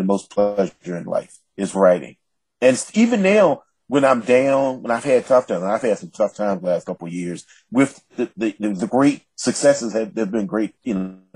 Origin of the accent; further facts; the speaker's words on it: the South, United States; as an African-American man from the South